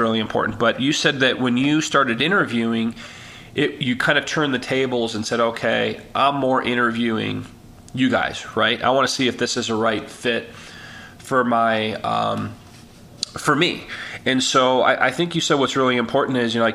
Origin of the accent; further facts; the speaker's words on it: Chicago, Illinois, United States; I was born and raised in Chicago